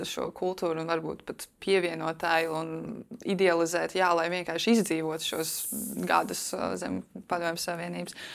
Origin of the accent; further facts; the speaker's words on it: Latvia; man šeit arī tā iegāja smadzenēs, kā bērnam augot, ka jā, tas ir kaut kas īpašs, ka mēs esam latvieši.